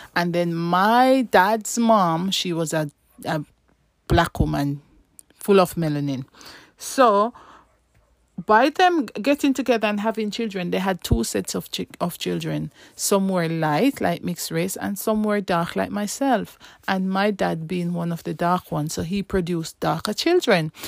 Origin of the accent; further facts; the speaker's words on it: Saint Ann Parish, Jamaica; moved away as an adult; now in United Kingdom; Well, me, I, I grew up in Jamaica